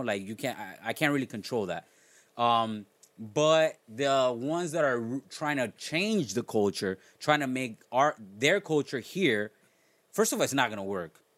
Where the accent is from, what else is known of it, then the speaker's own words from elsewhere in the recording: South Florida, United States; growing up in South Florida